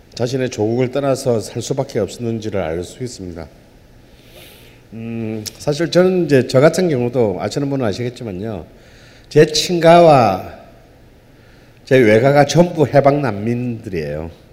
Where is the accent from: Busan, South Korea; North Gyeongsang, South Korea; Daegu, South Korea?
Busan, South Korea; 본의 아니게 제 고향이 부산이 됐습니다.